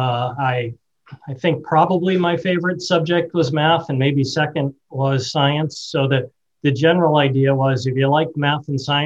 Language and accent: English; Reading, Massachusetts, United States; moved away as an adult; now in New Hampshire, United States; I grew up in Reading, Mass., so 12 miles north of Boston, went through the public school system there